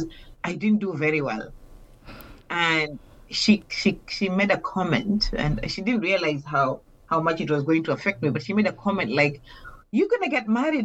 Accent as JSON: {"language": "English", "town": "Mombasa", "region": "Mombasa County", "country": "Kenya", "said": "I come from Kenya, but I come from Mombasa"}